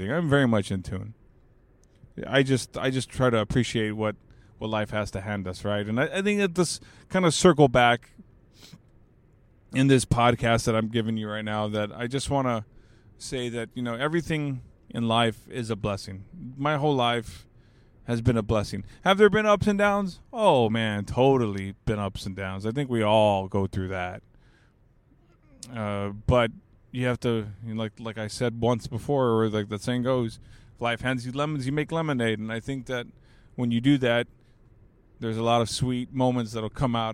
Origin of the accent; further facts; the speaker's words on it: California, United States; and I'm from the Bay Area, man. I'm from the Bay.